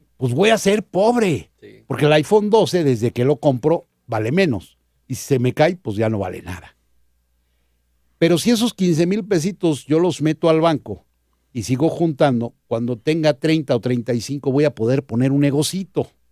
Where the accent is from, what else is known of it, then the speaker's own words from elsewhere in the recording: Mexico; como mexicanos